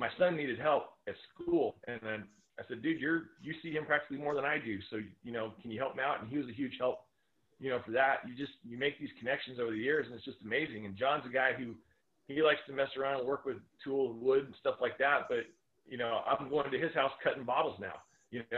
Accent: Sanger, California, United States; I grew up small town in Sanger

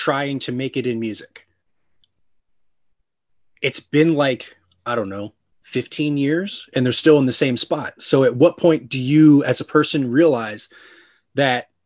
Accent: New Jersey, United States; moved away as an adult; now in New York City, United States; I grew up in South Jersey. That's where all of that happened. Like, I moved out of there 2 years ago.

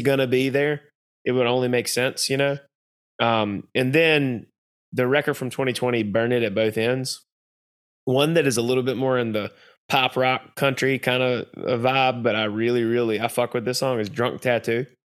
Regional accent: North Carolina, United States; we're from North Carolina

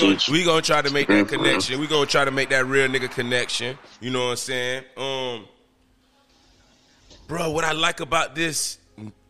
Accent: Miami, Florida, United States; I grew up in Overtown, McCarran City.

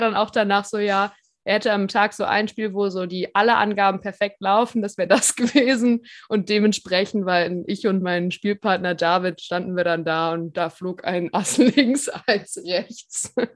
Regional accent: Cologne, North Rhine-Westphalia, Germany; Ich als Kölnerin

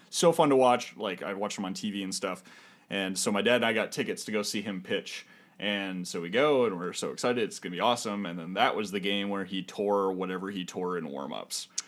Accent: Minnesota, United States; as a Minnesotan.

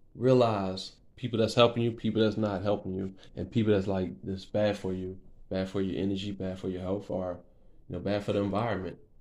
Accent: Lafayette, Louisiana, United States; also born or lived in Lake Charles, Louisiana; I was born in Lake Charles, Louisiana. Um, I moved. We moved when I was like four years old to Lafayette, Louisiana. I've been here most of my life

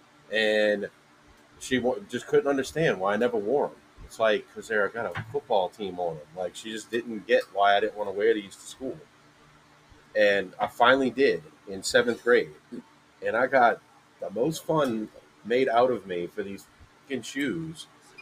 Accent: New Orleans, Louisiana, United States; growing up in New Orleans in the 90s

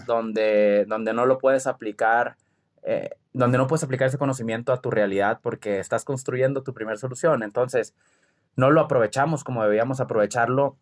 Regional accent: Culiacán, Sinaloa, Mexico; soy de Culiacán y somos muy aventados

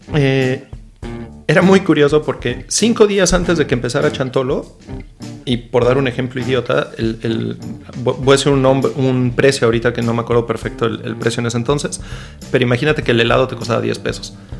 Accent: Mexico; los mexicanos no estamos acostumbrados

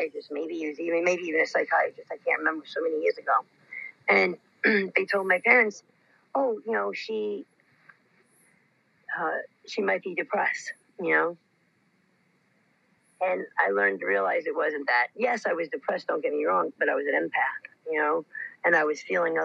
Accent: New York City, New York, United States; being the New Yorker in me and the Bronx girl in me

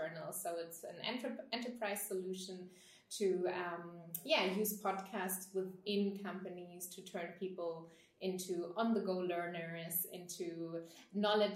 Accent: Germany; first language German; English is a second language; moved away as an adult; also born or lived in Southeast Asia / Australia / United States; I'm originally from Germany, but lived abroad for quite a long time, over 8 years, mainly in Asia, Southeast Asia, Australia, the United States, and different European countries. I returned to Berlin 3 years ago.

